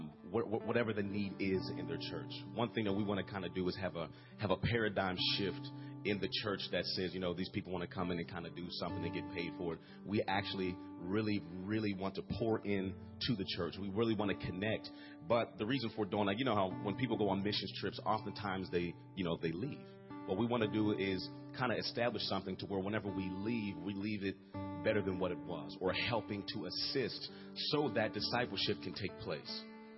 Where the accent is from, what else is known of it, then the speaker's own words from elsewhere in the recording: Pittsburgh, Pennsylvania, United States; I'm from Pittsburgh, Pennsylvania.